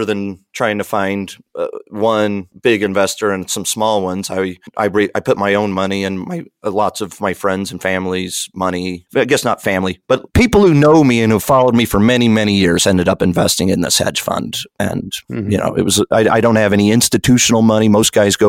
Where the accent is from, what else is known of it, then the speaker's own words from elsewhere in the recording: New Mexico, United States; moved away; you got one of the most famous people in the world from my hometown